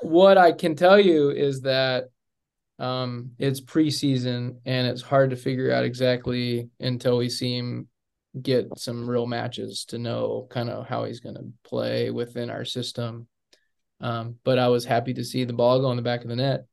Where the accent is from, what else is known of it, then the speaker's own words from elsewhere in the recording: Amarillo, Texas, United States; I didn't grow up in Dallas. I grew up in Amarillo, or as we say in Amarillo, Amarilla.